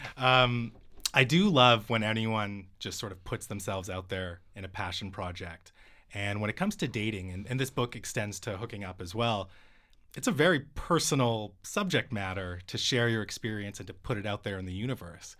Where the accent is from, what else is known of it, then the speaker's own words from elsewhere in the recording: Vancouver, British Columbia, Canada; my hometown